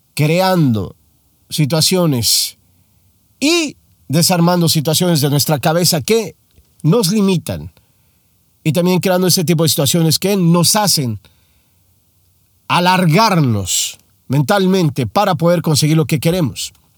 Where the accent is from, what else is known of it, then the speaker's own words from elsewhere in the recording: Mexico; moved away as an adult; now in United States; Soy mexicano. Hace no mucho tiempo llegué a los Estados Unidos a vivir.